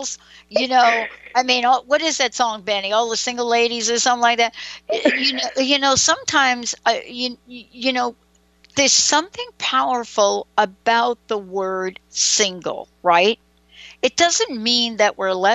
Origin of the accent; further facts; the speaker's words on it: New York City, New York, United States; me growing up in the Bronx